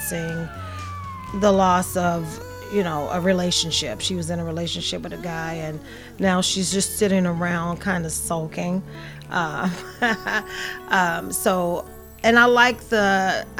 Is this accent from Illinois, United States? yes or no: yes; Chicago, Illinois, United States; when I was a little girl. Growing up in Chicago